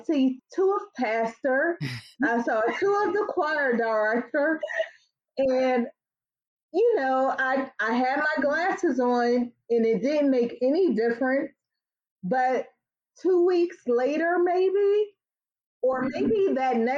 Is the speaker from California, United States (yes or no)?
no; Tarboro, North Carolina, United States; moved away; I spent a lot of time there growing up in Tarboro, North Carolina. So I consider myself a Southern girl living in the city